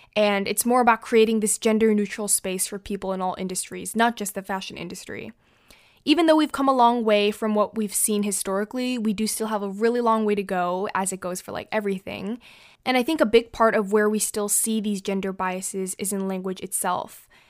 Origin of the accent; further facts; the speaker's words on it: United States; I'm not French, um, I'm American